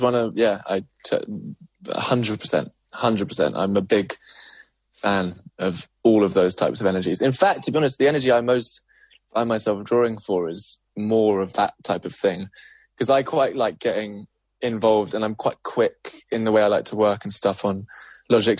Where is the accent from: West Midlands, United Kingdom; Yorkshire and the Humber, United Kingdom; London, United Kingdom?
London, United Kingdom; growing up in South London